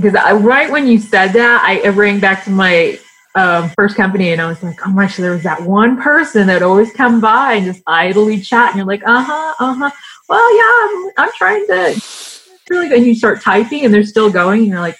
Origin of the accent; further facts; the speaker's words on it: Oklahoma, United States; moved away; also born or lived in Los Angeles, California; I'm from Oklahoma.